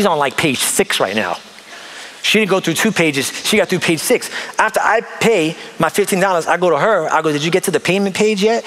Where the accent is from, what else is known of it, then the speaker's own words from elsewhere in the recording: New York, United States; moved away; I come from New York